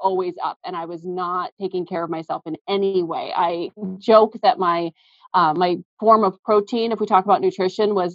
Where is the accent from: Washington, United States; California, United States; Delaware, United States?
Washington, United States; Seattle; We've both been born and raised in the Seattle area